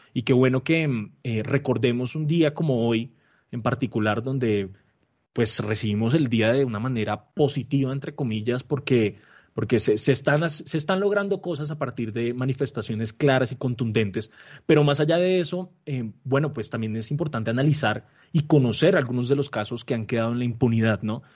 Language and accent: Spanish; Colombia; como colombianos